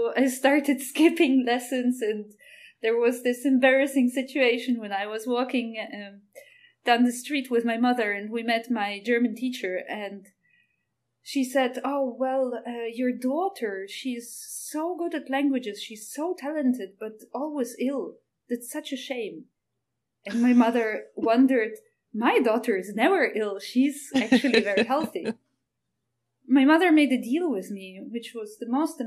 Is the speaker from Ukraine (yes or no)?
yes; Carpathian Mountains, Western Ukraine, Ukraine; English is a second language; I come from the Carpathian Mountains in the west of Ukraine.